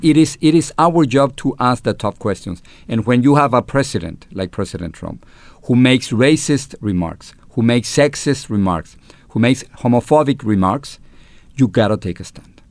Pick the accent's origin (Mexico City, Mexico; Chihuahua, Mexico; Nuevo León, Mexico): Mexico City, Mexico; accent: Chilango; English is a second language; moved away as an adult; now in United States; I am Mexican-American, uh, with an accent, with a Chilango accent from, from Mexico City